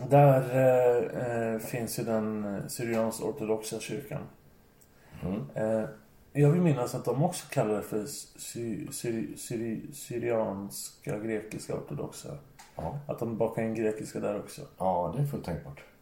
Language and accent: Swedish; Finland; also born or lived in Södertälje; som finne är man rätt härdad så.